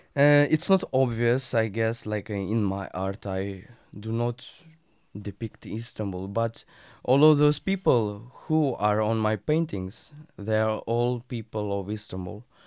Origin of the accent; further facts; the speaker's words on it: Russia; now in Turkey; I'm from Russia